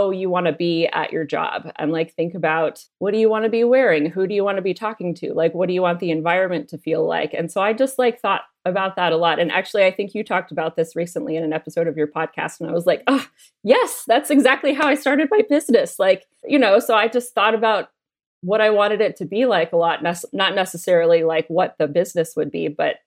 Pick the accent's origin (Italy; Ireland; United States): United States; now in Australia; growing up in America